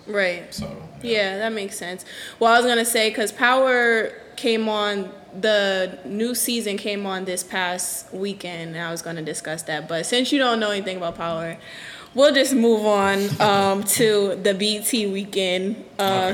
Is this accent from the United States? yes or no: yes; New Haven, Connecticut, United States; I'm from New Haven, like where I grew up at is like that's my neighborhood